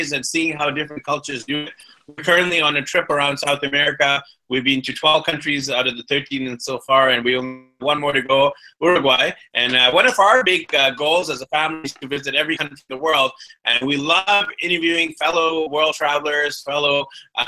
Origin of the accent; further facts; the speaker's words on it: Vancouver, British Columbia, Canada; My parents are from the south, from Karnataka and Bangalore, and they actually immigrated to Canada. And then I was born there